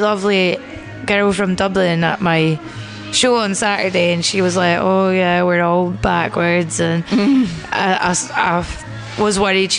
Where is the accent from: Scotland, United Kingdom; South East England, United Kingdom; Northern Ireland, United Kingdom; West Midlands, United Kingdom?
Scotland, United Kingdom; I see myself more as Irish Catholic. If you're Catholic in Scotland, you think of your, well, a lot of people think of themselves as Irish Catholic because all our families come from there.